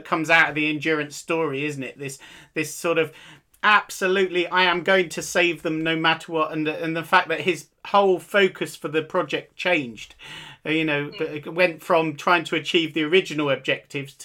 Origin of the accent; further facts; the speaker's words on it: Deal, South East England, United Kingdom; I grew up in Deal